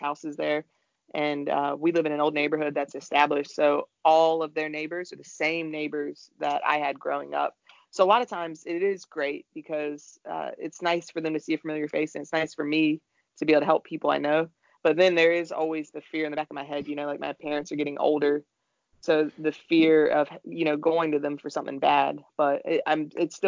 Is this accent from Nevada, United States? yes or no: no; Raleigh, North Carolina, United States; I'm born and raised in Raleigh